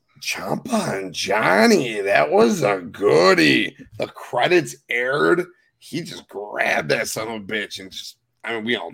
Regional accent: Chicago, Illinois, United States; When Hulk Hogan turned heel, I was a kid in the Wisconsin. I'm from Chicago.

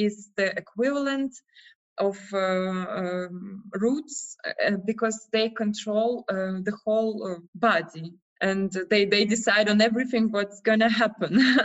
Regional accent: Russia; moved away as an adult; now in Prague, Czech Republic; So I'm from Russia, but I've been like traveling for the last 10 years

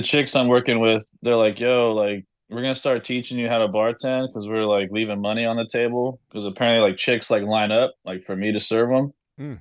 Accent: Los Angeles, California, United States; moved away; I'm from Los Angeles

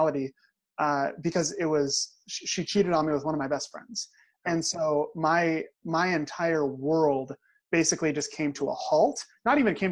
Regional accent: Crow, Oregon, United States; I'm actually from a town of 300 people in Oregon. Like, I'm not just from Oregon, like I'm from a tiny, tiny little town in the woods.

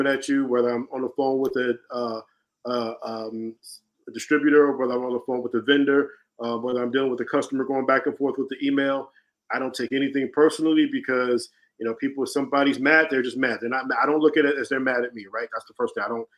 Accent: Chicago, Illinois, United States; I'm from Chicago

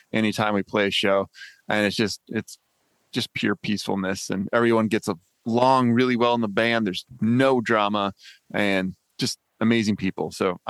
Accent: Midwest, United States; we grew up in the Midwest

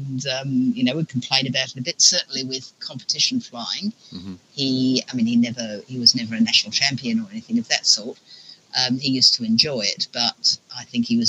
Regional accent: Australia; born or raised there; also born or lived in England

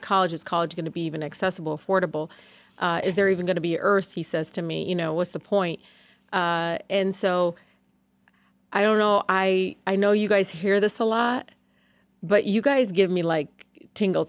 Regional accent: Detroit, Michigan, United States; growing up in Southwest Detroit, I, you know, I was like the third parent

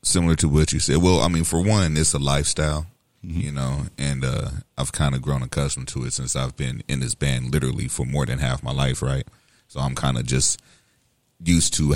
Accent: St. Louis, Missouri, United States; also born or lived in West Coast; growing up on the West Coast, being in South St. Louis

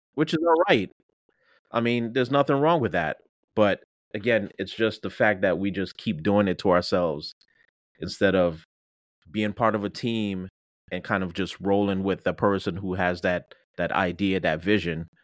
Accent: Jamaica; moved away; I'm Jamaican

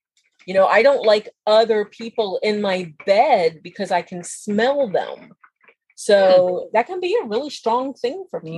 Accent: Eastern Shore of Maryland, United States; And I'm from the Eastern Shore of Maryland, so there's a lot of that there, a lot of water.

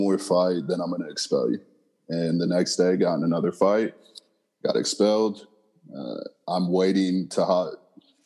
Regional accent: San Diego, California, United States; born in San Diego, and I was actually adopted

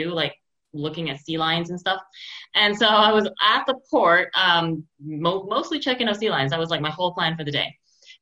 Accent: Montreal, Quebec, Canada; when I was teaching a university course this summer at Concordia in my hometown here

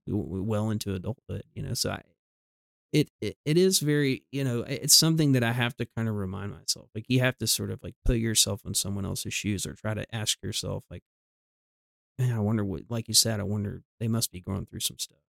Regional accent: the South, United States; we grew up in the South

